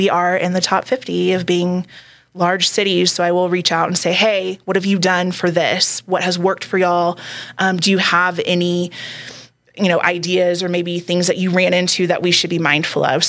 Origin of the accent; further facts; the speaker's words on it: Texas, United States; moved away as an adult; now in Colorado Springs, United States; I'm from Texas.